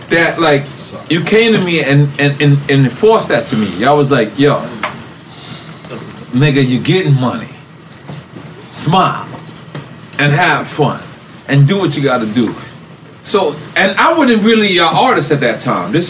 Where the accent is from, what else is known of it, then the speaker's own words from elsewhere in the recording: New York, United States; Like I'm from LeFrak. We got